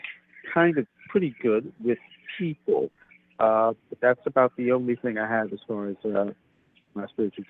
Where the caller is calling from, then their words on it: New York, United States; I'm calling from New York.